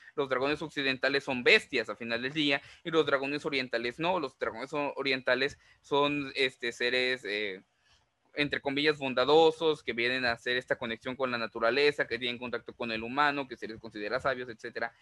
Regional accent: Mexico; also born or lived in Veracruz; nosotros como mexicanos

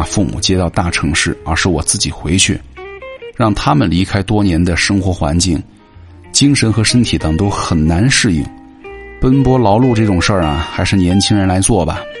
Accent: Northeast China, China; moved away as an adult; now in Hangzhou, China; 我却是从出来的时候就是想着要回家的。我家在东北的一个四线城市。

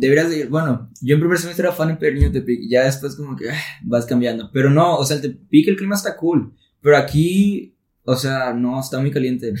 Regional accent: Tepic, Nayarit, Mexico; now in Monterrey, Mexico; soy de Tepic Nayarit y yo estoy acá en Monterrey

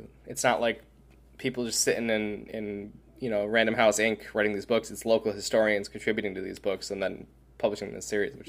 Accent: New York, United States; we grew up in New York

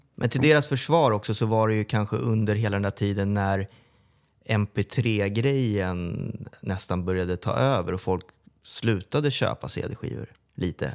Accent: Sollentuna, Stockholm County, Sweden; Som är från Sollentuna också, som, som jag.

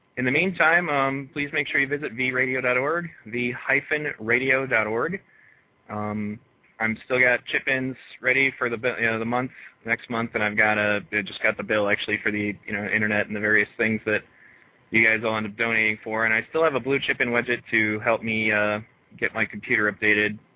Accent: Michigan, United States; most of my childhood was in Michigan

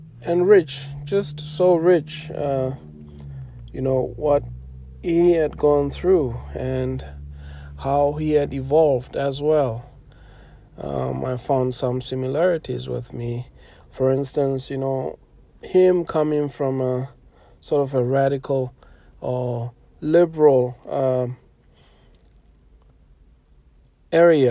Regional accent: South Africa; much of my generation growing up in South Africa

